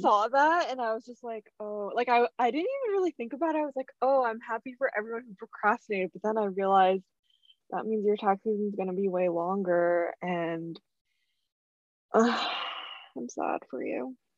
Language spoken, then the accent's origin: English; Plainsboro, New Jersey, United States; also born or lived in Rhode Island; when people ask me what my where my hometown is i say plainsboro